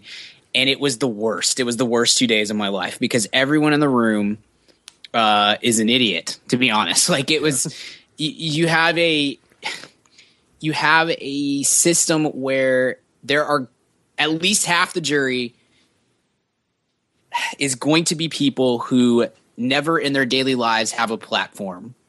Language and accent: English; Texas, United States; we're from Texas